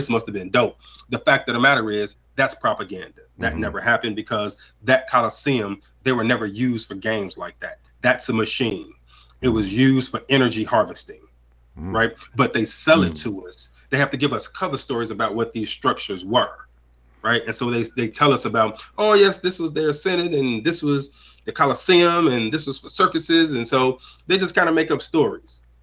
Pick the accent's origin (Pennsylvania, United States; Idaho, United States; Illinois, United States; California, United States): Illinois, United States; Chicago; I'm from Chicago